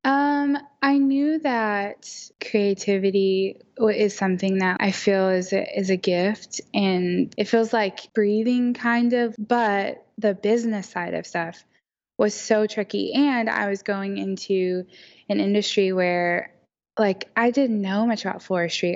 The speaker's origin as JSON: {"language": "English", "town": "Oklahoma City", "region": "Oklahoma", "country": "United States", "tie": "born or raised there", "said": "am from Oklahoma City. Uh, born and raised. I've never lived anywhere else"}